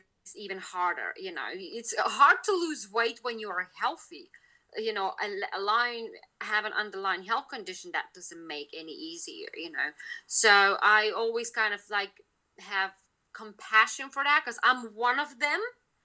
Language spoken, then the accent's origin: English; Lithuania; now in United Kingdom; I'm originally from Lithuania